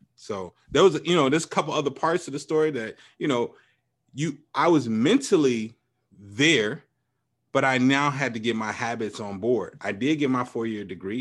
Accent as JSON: {"language": "English", "town": "Chicago", "region": "Illinois", "country": "United States", "tie": "born or raised there", "said": "growing up in Chicago"}